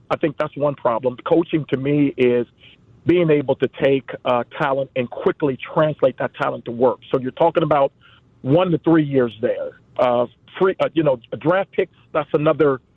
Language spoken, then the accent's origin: English; Cincinnati, Ohio, United States; now in Park Forest, United States; I'm from Cincinnati, Ohio.